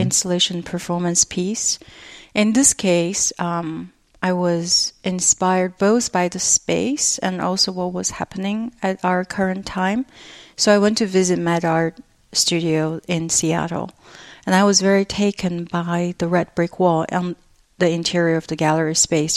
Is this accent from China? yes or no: yes; China; moved away; my cultural memory growing up in China